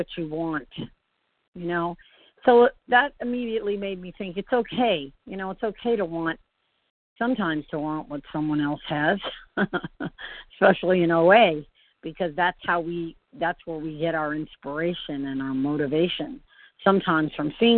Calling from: Floral City, Florida, United States; I am calling from Central Florida. Floral City.

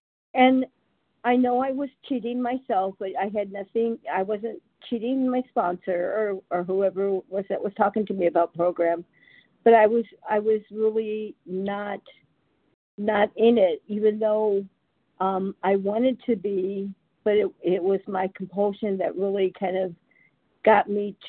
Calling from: California, United States; I'm … from California, a compulsive overeater in recovery.

